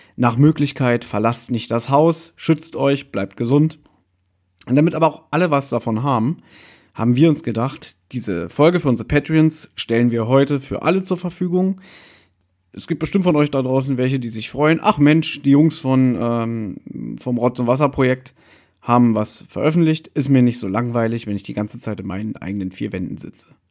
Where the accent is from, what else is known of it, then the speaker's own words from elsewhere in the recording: Berlin, Germany; moved away; ein paar Meter von uns entfernt ist der U-Bahnhof Südstern, wo ich einundzwanzig Jahre meines Lebens, ähm, gelebt habe, wo ich aufgewachsen bin